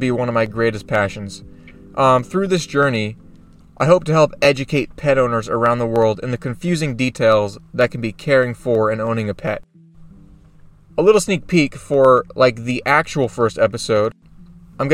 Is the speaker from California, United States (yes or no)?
no; Oregon, United States; moved away as an adult; my home state of Oregon